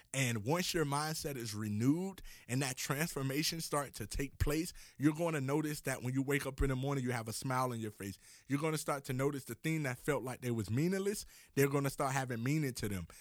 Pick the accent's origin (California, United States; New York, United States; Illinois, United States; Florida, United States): Florida, United States; Miami; I'm from Miami, Florida